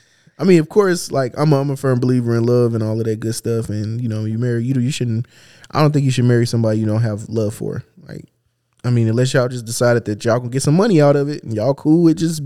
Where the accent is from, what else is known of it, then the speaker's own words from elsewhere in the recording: United States; I'm an American.